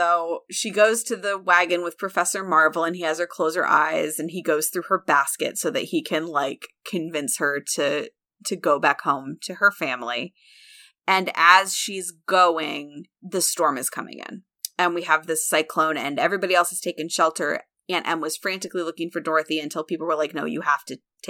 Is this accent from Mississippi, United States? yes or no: no; Illinois, United States; I grew up in Central Illinois, which is part of Tornado Alley.